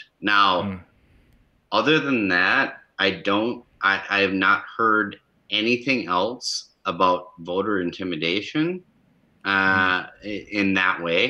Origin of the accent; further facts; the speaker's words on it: Minnesota, United States; my hometown, which is about 3,000 people